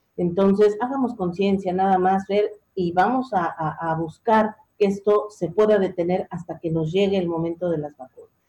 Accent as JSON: {"language": "Spanish", "country": "Mexico", "said": "somos los mexicanos"}